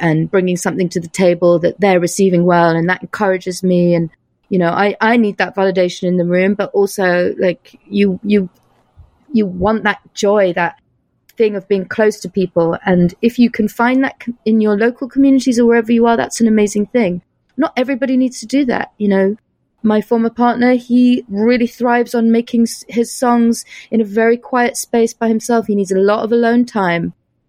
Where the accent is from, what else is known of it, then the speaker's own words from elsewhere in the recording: United States; born there; now in New York, United States; And I was born in the States. So I have dual nationality.